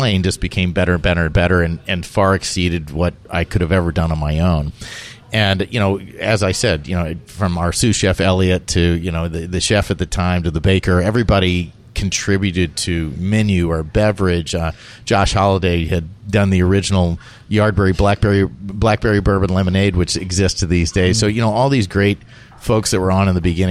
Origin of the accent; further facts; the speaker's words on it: South Carolina and Georgia, United States; I grew up in South Carolina and Georgia.